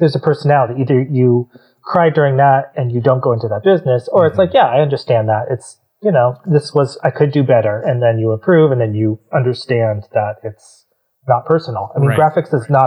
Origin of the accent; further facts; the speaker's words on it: Orange County, California, United States; also born or lived in New York; I'm from Orange County